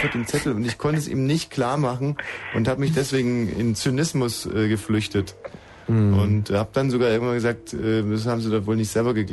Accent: Munich, Bavaria, Germany; Nein, aus Bayern war schon richtig. Ja, woher da? Aus München.

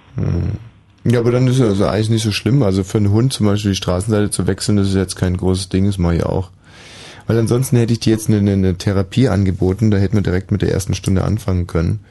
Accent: Bavaria, Germany; aus meiner Heimat aus Bayern

